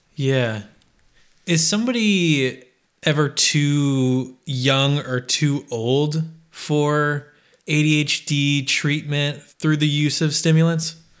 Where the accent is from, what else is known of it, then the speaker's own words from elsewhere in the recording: Midwest, United States; I grew up in the Midwest